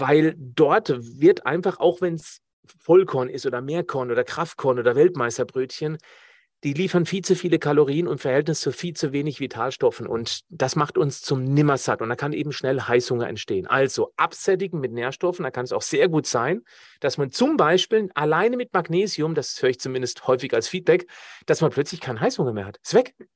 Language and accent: German; Black Forest, Baden-Württemberg, Germany; ich komme ja aus dem Schwarzwald